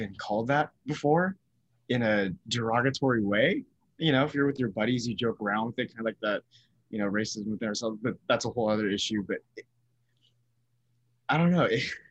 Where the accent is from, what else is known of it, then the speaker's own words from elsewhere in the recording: Bay Area, California, United States; growing up in the Bay Area